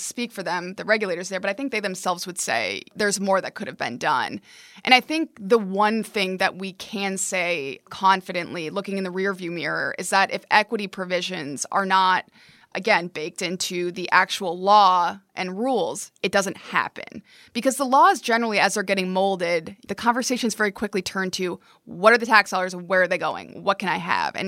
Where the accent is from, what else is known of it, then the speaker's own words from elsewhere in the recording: near Albany, New York, United States; I grew up near Albany